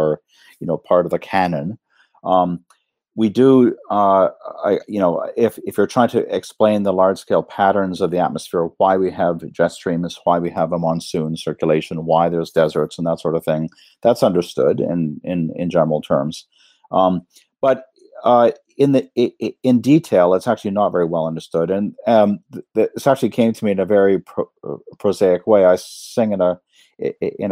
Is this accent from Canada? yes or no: yes; Canada; moved away as an adult; also born or lived in United States / Cambridge, United Kingdom; now in Reading, United Kingdom; I'm a Canadian